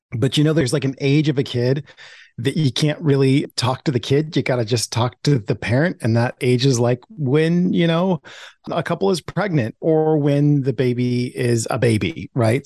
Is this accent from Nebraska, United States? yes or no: no; Portland, Oregon, United States; Growing up as a black kid in the whitest city in America, my hometown, Portland, Oregon